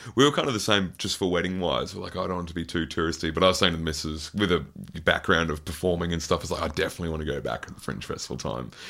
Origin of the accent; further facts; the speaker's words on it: Queensland, Australia; especially being a Queenslander